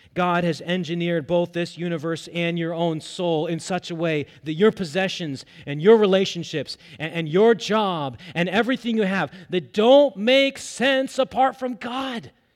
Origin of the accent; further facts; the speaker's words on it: United States; as American believers